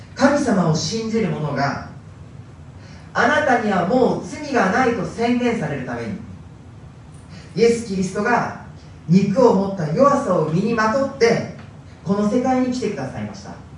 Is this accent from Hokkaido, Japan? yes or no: yes; Hokkaido, Japan; moved away; ずっと北海道で生まれ育ちました